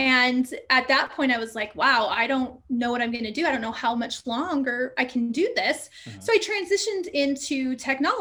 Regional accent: Southern Utah, United States; moved away as an adult; also born or lived in California / Phoenix, Arizona; we moved in middle school to Southern Utah

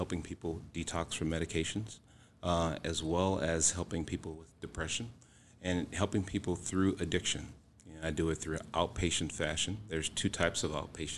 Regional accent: Houston, Texas, United States; moved away; I am originally from Houston, Texas, and I've been here for almost 18 years now

